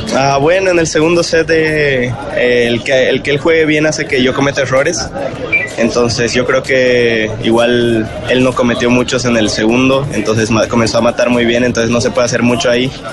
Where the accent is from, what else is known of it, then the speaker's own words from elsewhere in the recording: Bolivia; moved away as an adult; now in Colombia; soy boliviano y colombiano también